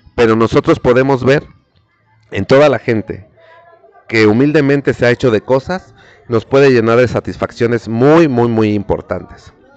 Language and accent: Spanish; Mexico; nosotros los mexicanos